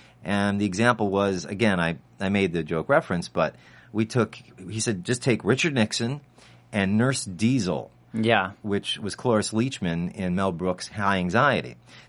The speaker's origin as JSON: {"language": "English", "country": "Ireland", "said": "Right, I'm from Ireland."}